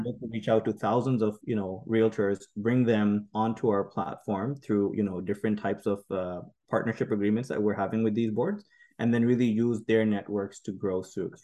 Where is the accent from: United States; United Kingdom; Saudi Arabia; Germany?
Saudi Arabia; also born or lived in Pakistan; now in Canada; me born in, you know, uh, in Pakistan, growing, growing up in Saudi Arabia